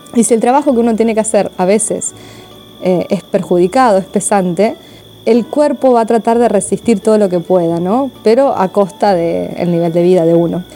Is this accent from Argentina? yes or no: yes; Argentina; now in Italy; soy argentina